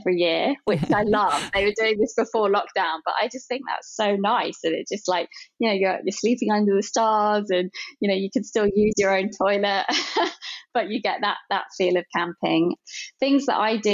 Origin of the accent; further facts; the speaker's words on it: London, United Kingdom; I grew up in London